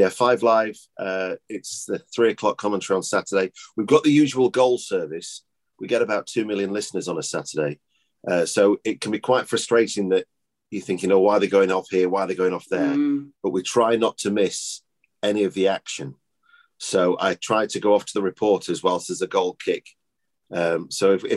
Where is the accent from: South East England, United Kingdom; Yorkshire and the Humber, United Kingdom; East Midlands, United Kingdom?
Yorkshire and the Humber, United Kingdom; when I was growing up in Yorkshire, in God's County.